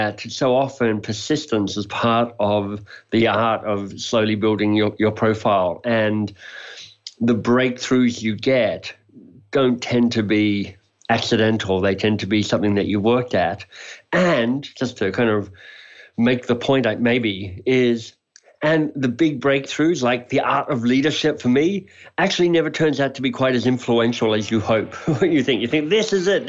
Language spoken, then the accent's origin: English; Australia; moved away as an adult; also born or lived in Oxford, England; So you may be able to hear it in my accent. I'm Australian by birth.